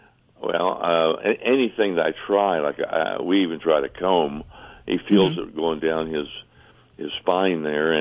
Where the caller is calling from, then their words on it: Fayetteville, North Carolina, United States; I am calling from the Fayetteville, Fort Bragg part of North Carolina.